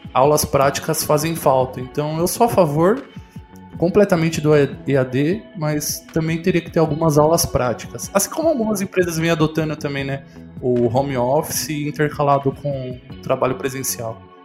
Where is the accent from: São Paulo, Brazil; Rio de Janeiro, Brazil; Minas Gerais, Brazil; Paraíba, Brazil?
São Paulo, Brazil; Santo André; eu sou de Santo André